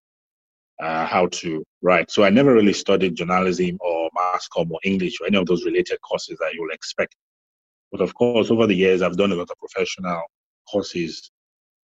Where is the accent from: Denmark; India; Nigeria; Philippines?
Nigeria; Lagos; also born or lived in Ibadan, Nigeria; I grew up in Lagos, mostly, and Ibadan